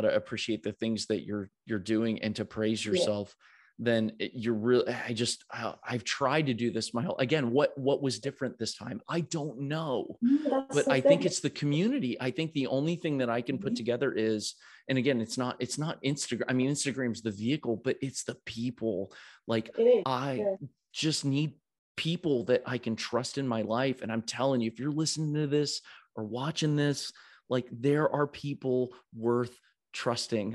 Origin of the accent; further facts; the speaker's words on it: United States; as an American